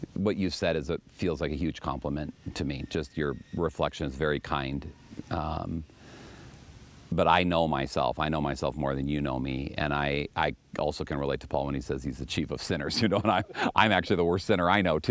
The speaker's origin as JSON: {"language": "English", "town": "Los Angeles", "region": "California", "country": "United States", "tie": "born or raised there", "also_born_or_lived": "Minneapolis, Minnesota", "moved": "as an adult", "said": "I was born in San Pedro. I was born a block away from where the church is that I serve and where I live"}